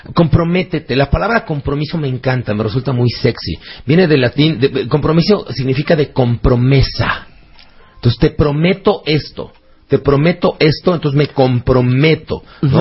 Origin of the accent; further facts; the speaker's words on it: Mexico; los mexicanos somos tú y yo.